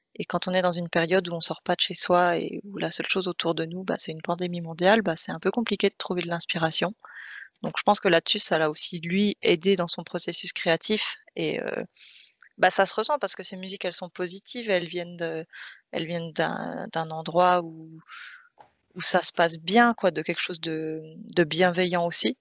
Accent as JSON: {"language": "French", "country": "France", "said": "en tant que Français"}